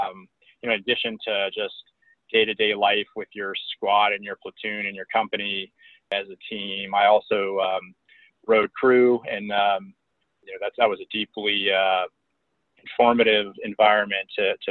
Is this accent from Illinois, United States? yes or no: no; Springfield, Virginia, United States; also born or lived in Las Vegas / Germany; I was born in Las Vegas, Nevada, and we moved all over the country and the world, frankly, living in Germany for about 4 years. Ultimately, I went to high school in Northern Virginia for 2 of the 4 years, and that's where I graduated